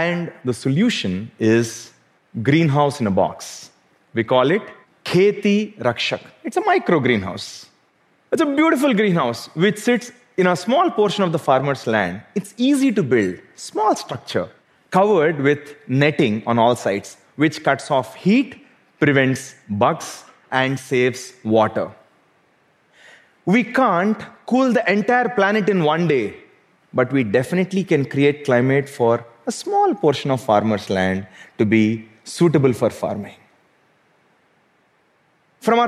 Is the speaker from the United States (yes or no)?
no; South India, India; Growing up in South India, I could not overlook what poverty did to our farmers.